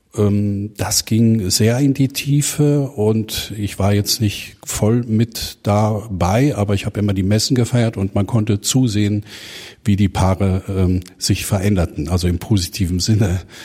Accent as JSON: {"language": "German", "town": "Herne", "region": "North Rhine-Westphalia", "country": "Germany", "tie": "born or raised there", "lives_now": "Uedem, Germany", "said": "Gebürtig komme ich aus Herne im Ruhrgebiet"}